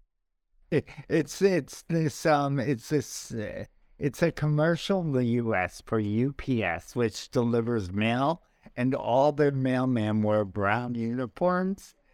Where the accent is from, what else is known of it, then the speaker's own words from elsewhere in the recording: New York, United States; my wife makes fun of the way I talk, uh, talk, talk, 'cause I'm a I'm from New York, and we, we say our O Rs